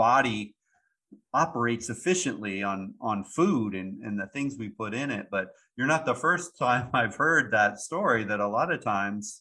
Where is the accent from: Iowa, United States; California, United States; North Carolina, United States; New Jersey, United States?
Iowa, United States; now in Florida, United States; I was born and raised in Iowa